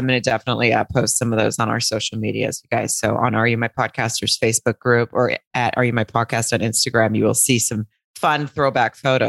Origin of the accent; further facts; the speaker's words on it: Arkansas, United States; I think maybe just because I'm from Arkansas or something, but that's the way I say Mary.